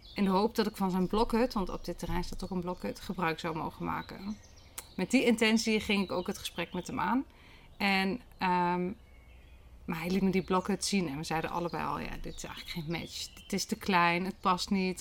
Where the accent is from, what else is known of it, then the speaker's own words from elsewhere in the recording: Achterhoek, Gelderland, Netherlands; In, eh, in een landgoed op mijn geboortegrond